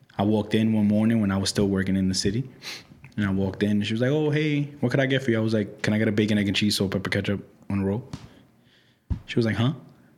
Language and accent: English; New York City, New York, United States; I'm from New York. It's like, I'm from New York.